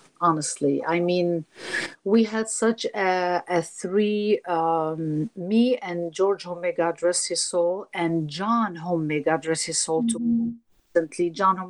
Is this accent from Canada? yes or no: no; Turkey; I am from Turkey.